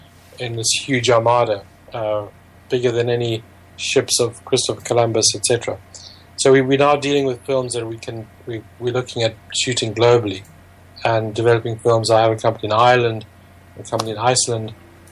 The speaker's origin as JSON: {"language": "English", "country": "Zimbabwe", "tie": "born or raised there", "also_born_or_lived": "Cape Town, South Africa", "moved": "as an adult", "lives_now": "London, United Kingdom", "said": "I was born in Zimbabwe, in the kind of southern Africa, and I did law in the University of Cape Town, went back to practice in Harare in Zimbabwe"}